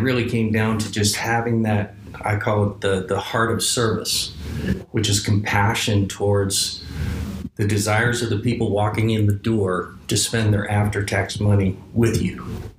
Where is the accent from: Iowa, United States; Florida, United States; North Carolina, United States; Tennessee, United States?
North Carolina, United States; Asheville; I'm from Asheville, North Carolina, and the similarities are many. A nice, beautiful, walkable downtown, the mountains, the town in the valley, good four seasons, really nice people.